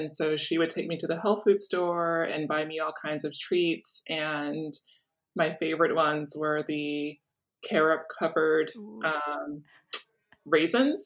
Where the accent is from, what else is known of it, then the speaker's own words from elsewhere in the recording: Chicago, Illinois, United States; I grew up in Chicago in the Hyde Park community.